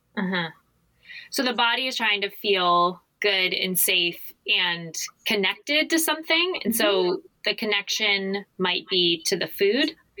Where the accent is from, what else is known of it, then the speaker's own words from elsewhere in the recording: Arizona, United States; moved away; I'm from Arizona